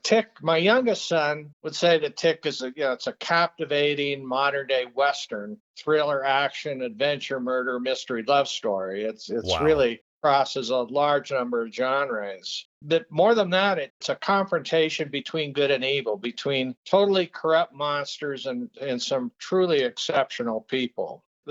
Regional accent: Peru; I grew up in Peru in a very isolated mining camp.

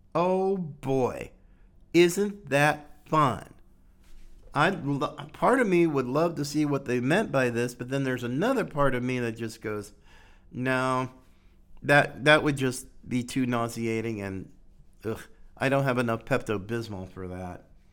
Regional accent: North Carolina, United States; North Carolina, my, my home state

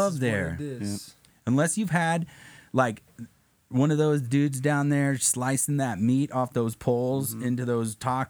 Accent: Southern California, United States; I'm from Southern California, dude.

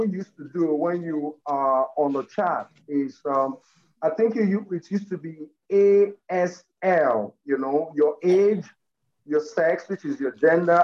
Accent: Lagos, Nigeria; I've lived in Lagos and worked out of Lagos for practically all of my life.

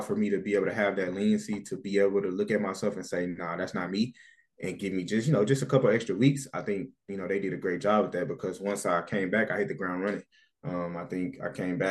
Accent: United States; moved away as an adult; now in Canada; as an American player

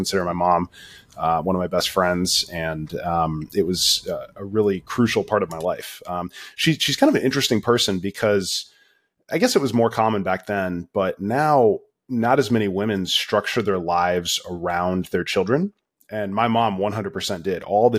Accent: Florida, United States; And so she took off, and I ended up growing up in Florida.

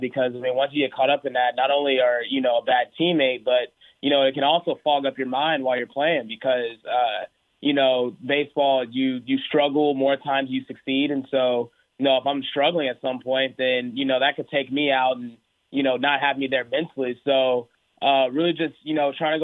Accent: Houston, Texas, United States; born or raised there; moved away; also born or lived in Oklahoma

